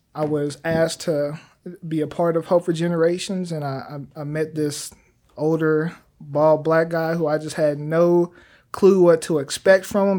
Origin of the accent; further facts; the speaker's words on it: Wichita, Kansas, United States; moved away as an adult; now in Oklahoma City, United States; I've been born and raised in Wichita, Kansas